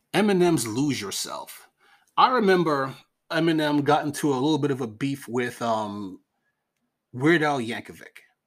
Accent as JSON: {"language": "English", "region": "New York", "country": "United States", "said": "we're from New York"}